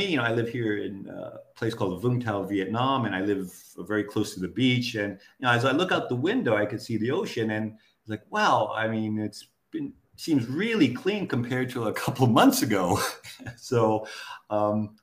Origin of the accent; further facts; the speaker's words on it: United States; moved away as an adult; also born or lived in Japan; now in Southeast Asia; I was growing up in the States